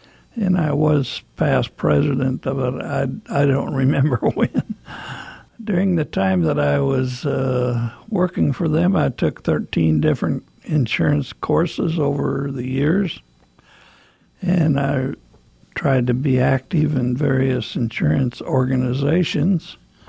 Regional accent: Ashland, Nebraska, United States; And my folks moved to Ashland, Nebraska in 1932.

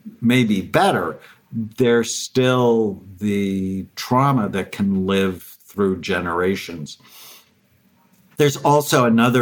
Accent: Los Angeles, California, United States; I grew up in the San Fernando Valley, just north of Los Angeles

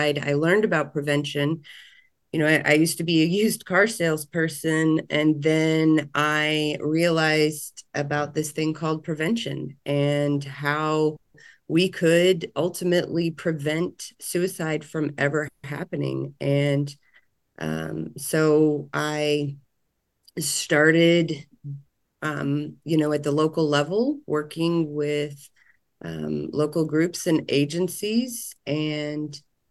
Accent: Virginia Beach, Virginia, United States; moved away as an adult; now in Louisville, United States; I'm proud Navy brat. Grew up outside of the world's largest naval base in Virginia Beach, Virginia.

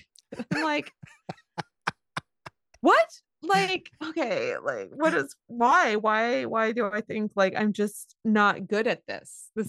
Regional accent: Tacoma, Washington, United States; I don't know, like I'm actually like from Tacoma.

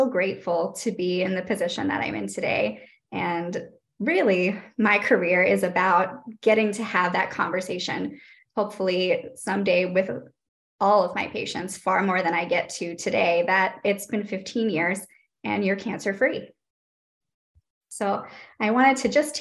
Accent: Northeast Ohio, United States; moved away; I'm originally from Northeast Ohio

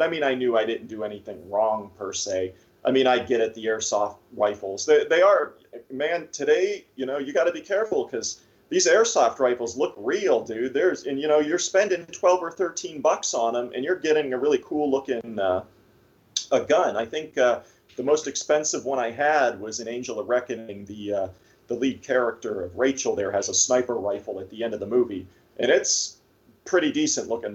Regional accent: Erie, Pennsylvania, United States; I'm from Erie, so most of the time I shoot here

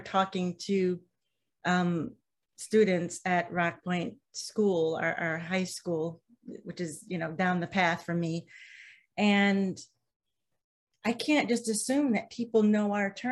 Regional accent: Midwest, United States; now in Vermont, United States; I'm from the Midwest

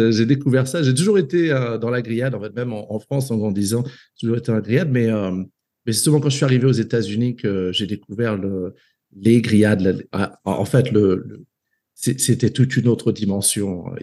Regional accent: Côte d’Ivoire; Euh, voilà, j'ai grandi en Afrique jusqu'à jusqu'à plus ou moins l'âge de, de, 22 ans, je dirais.

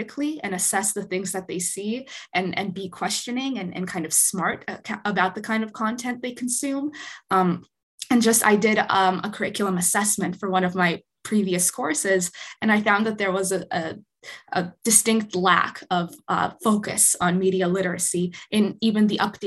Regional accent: Winnipeg, Manitoba, Canada; moved away; I grew up in Winnipeg

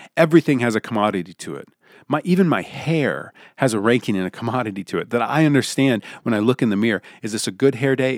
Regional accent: United States; if you grew up in the United States of America

